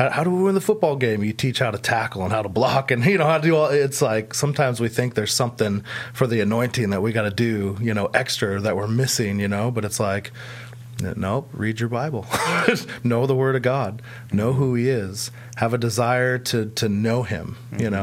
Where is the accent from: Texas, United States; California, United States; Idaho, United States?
Idaho, United States; I'm from Idaho